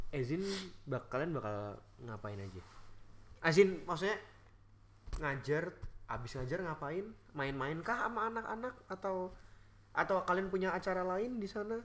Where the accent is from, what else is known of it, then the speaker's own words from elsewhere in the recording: Indonesia; moved away as an adult; now in Melbourne, Australia; kita kan lahir dan tumbuh di negara Indonesia